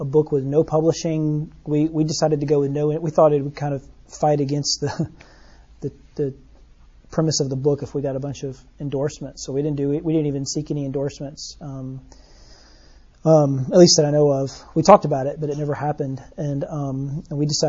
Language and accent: English; Birmingham, Alabama, United States; I grew up here in Birmingham on the north side of town